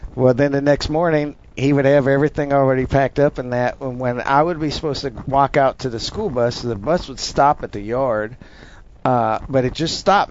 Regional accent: North Dakota, United States; moved away; I'm from Dump Truck County, North Dakota, way, way, way out in the country

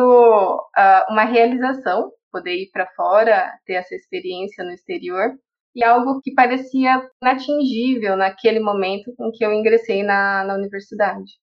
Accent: São José do Rio Preto, São Paulo, Brazil; FAMERP, que é a Faculdade de Medicina da minha cidade natal, de Rio Preto

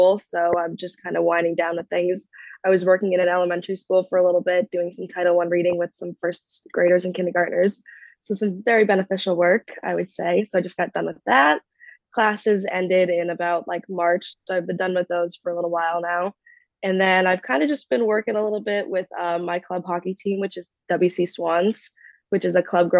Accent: Massachusetts, United States; I'm definitely born and raised in Massachusetts

